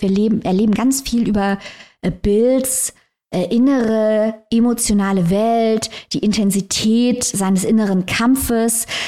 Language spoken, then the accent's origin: German; Germany; wir als Deutsche